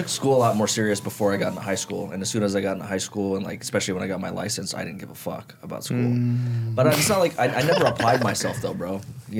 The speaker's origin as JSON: {"language": "English", "town": "Las Vegas", "region": "Nevada", "country": "United States", "tie": "born or raised there", "also_born_or_lived": "Hawaii, United States"}